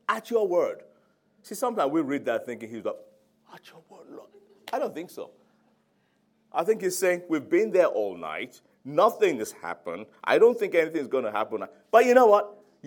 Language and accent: English; Nigeria; now in London, United Kingdom; I'm Nigerian